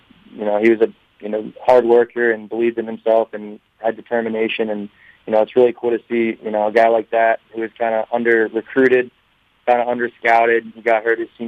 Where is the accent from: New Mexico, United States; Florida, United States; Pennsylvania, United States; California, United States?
Pennsylvania, United States; Philadelphia; moved away as an adult; I'm from the Philly area